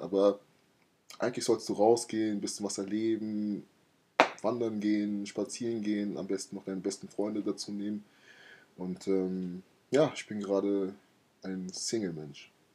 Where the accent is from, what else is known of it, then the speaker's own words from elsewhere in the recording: Laubenheim, Rhineland-Palatinate, Germany; ich komme aus Laubenheim